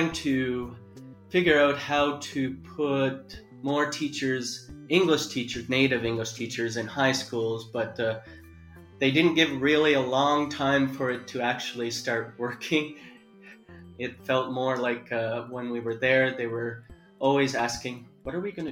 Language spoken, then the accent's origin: English; Canada; moved away as an adult; now in South Korea; I grew up in Canada in a small little rural area